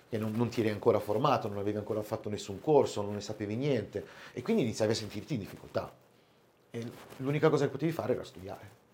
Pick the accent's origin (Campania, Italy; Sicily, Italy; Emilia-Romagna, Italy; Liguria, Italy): Liguria, Italy; Albenga; now in Piedmont, Italy; sono ligure, trapiantato da un po' di anni in Piemonte